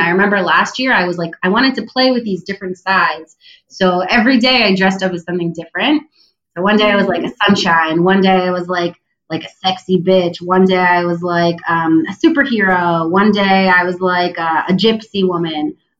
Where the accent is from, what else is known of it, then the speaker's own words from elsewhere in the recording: New Jersey, United States; also born or lived in Israel; now in Tel Aviv, Israel; I was born in Israel. I grew up in New Jersey, but I live in Tel Aviv.